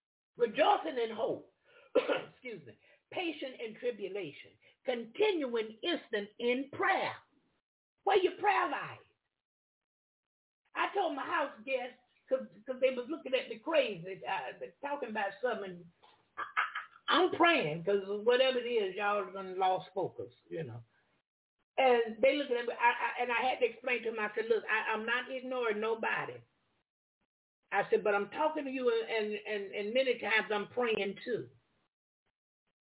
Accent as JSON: {"language": "English", "region": "the South", "country": "United States", "said": "I'm from the South."}